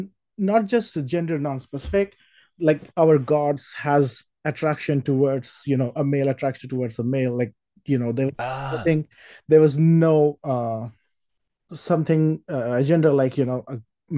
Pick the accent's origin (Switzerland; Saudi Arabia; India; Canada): India; moved away as an adult; also born or lived in Boston / San Francisco; now in Texas, United States; Well, I grew up in India, and in last 7 years, I lived in Boston, I lived in San Francisco, and now I live in Texas.